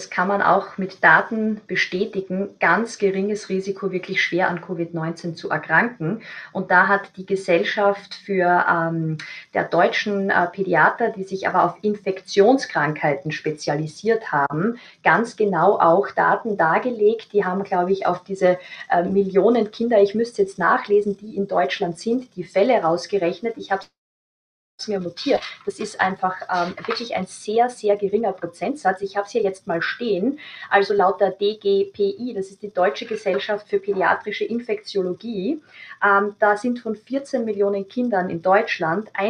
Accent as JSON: {"language": "German", "country": "Austria", "said": "Also das ist bei uns in Österreich, sagt die STIKO, auch äh, ihre Meinung pro Impfung."}